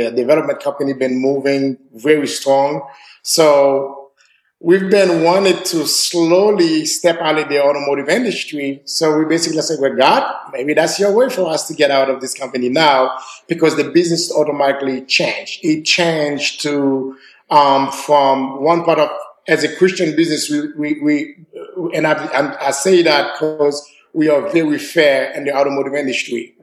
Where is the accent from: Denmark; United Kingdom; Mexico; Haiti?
Haiti; now in Nashville, United States; I'm from Haiti